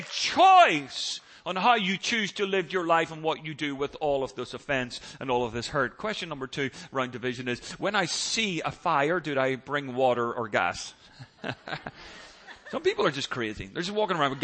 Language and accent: English; Northern Ireland, United Kingdom; now in United States; Growing up in Northern Ireland